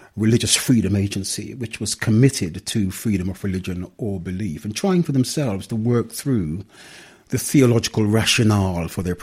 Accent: London, United Kingdom; also born or lived in Jamaica; I left when I was 8 years old. I've been a Londoner ever since

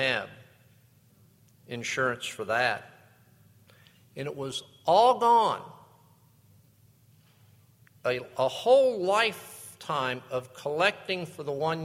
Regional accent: West Palm Beach, Florida, United States; I grew up in West Palm Beach

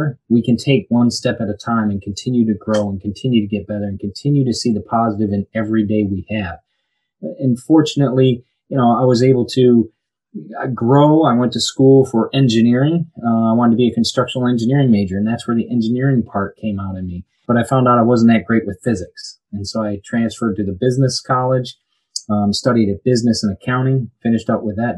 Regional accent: Birmingham, Michigan, United States; moved away as an adult; now in Florida, United States; I'm originally from Birmingham, Michigan, grew up there

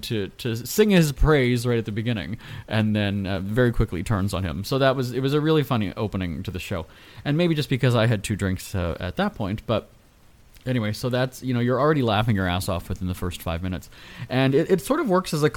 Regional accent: Winnipeg, Manitoba, Canada; my hometown of Winnipeg

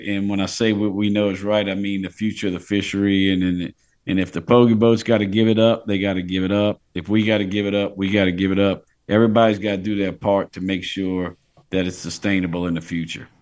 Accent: Port Sulphur, Louisiana, United States; I grew up in Port Sulphur. A lot of the captains on those boats are from Plaquemines where I grew up

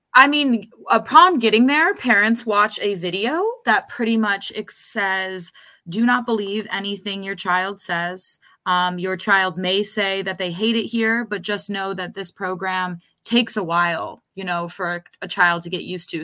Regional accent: Rochester, New York, United States; moved away as an adult; now in New York City, United States; I grew up in Rochester in the suburbs, and then, um, I moved to New York City

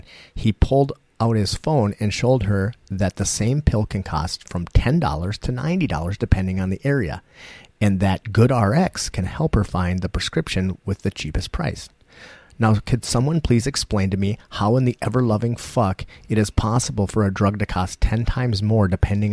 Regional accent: United States; We're American.

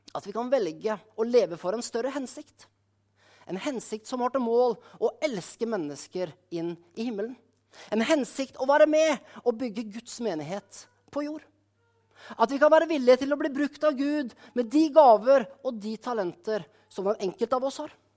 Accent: Skien, Telemark, Norway; menigheten hjemme i Skien

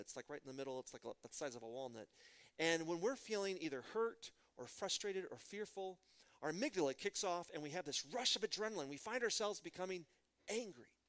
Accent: Midland, Texas, United States; I'm from Midland, Texas, home of George W. Bush.

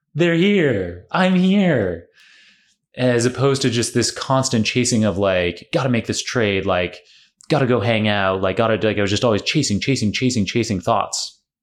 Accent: Canada; also born or lived in Oxford; now in New York, United States; I'm Canadian originally

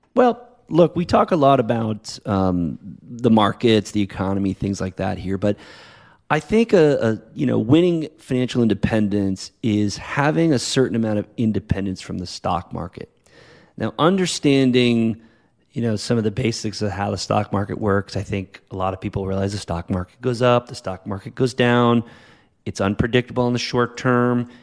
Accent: New England, United States; also born or lived in Boston; now in La Jolla, United States; growing up in, in New England area as it is now living out here in California.

